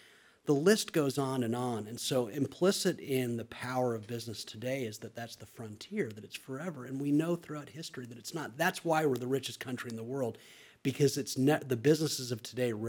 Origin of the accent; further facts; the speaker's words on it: Southern California, United States; growing up in Southern California.